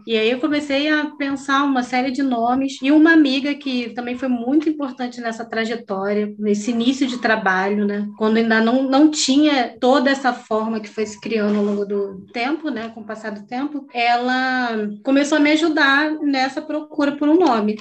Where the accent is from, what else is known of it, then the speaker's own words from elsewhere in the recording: Rio de Janeiro, Brazil; Eu, eu cresci em Campo Grande, no Rio